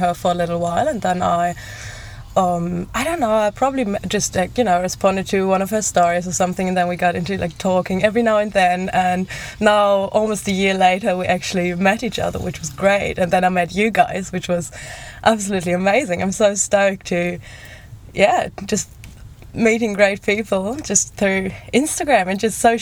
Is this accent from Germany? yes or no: yes; Germany; moved away as an adult; I'm from Germany